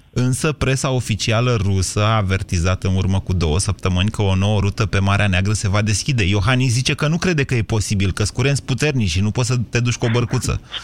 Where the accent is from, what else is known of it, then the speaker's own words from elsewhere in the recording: Drobeta-Turnu Severin, Mehedinți County, Romania; moved away as an adult; now in Bucharest, Romania; sunt de la Severin am venit la București da. să fac o facultate și am rămas aici